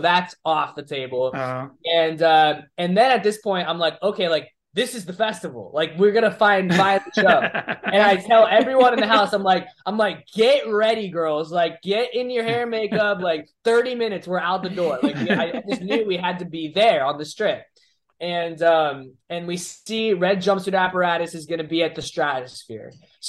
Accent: Orlando, Florida, United States; I'm from Dr. Phillips.

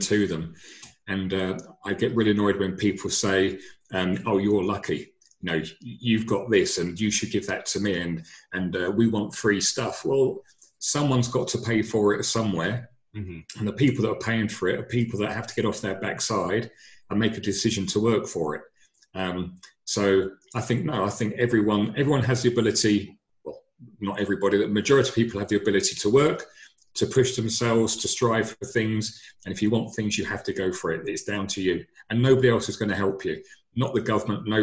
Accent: London, United Kingdom; I'm originally from London

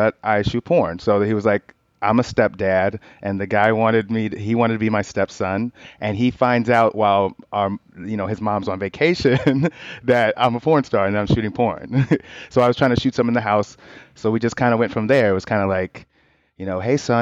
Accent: Chicago, Illinois, United States; born or raised there; moved away

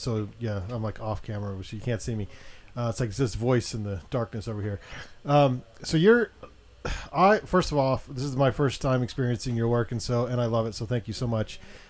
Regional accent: Utah, United States; I grew up in Utah, even though I'm not even affiliated with a religion, and especially the predominant one here.

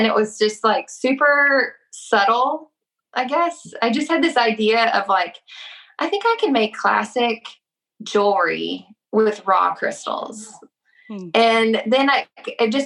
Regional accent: Texas, United States; moved away as an adult; also born or lived in Minnesota; We moved to Texas to my hometown

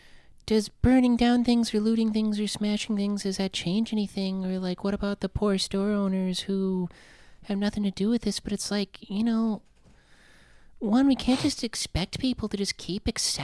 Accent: South Dakota, United States; now in Los Angeles, United States; growing up in South Dakota.

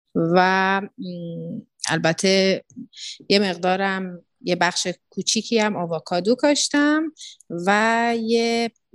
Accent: Iran; moved away as an adult; now in Tanzania; یه سری خب اتفاقاتی بود که منو کشوند که بخوام از ایران بیام

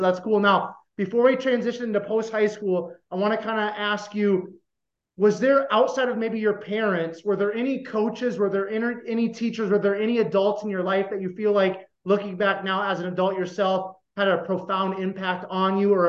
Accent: Iowa, United States; also born or lived in Colorado; because I grew up in a small town of less than 5,000 people in Iowa. And just like you, diversity is not a thing.

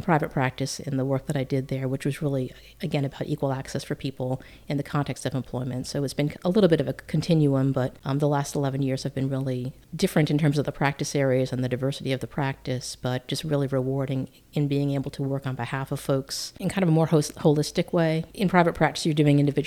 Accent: Massapequa, New York, United States; moved away as an adult; also born or lived in Illinois; I grew up there, lived in the same house in a town called Massapequa all my growing up.

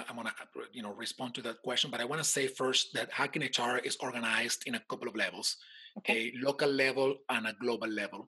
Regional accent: Caracas, Capital District, Venezuela; now in United States; I live right now in the United States. I'm from Venezuela, in case somebody didn't notice my accent. And I was born in Caracas.

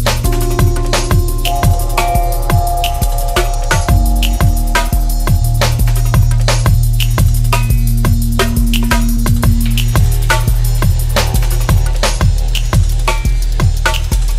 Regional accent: Bristol, South West England, United Kingdom; I'm from Bristol.

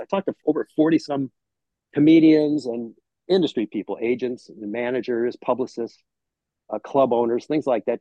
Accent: Cleveland, Ohio, United States; moved away as an adult; also born or lived in New York City / Los Angeles; I grew up in Cleveland

